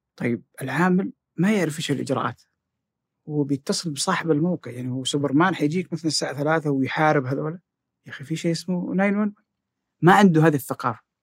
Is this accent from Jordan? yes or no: no; Jeddah, Makkah Province, Saudi Arabia; كان في حي قوي عندنا في جده اسمه الصفا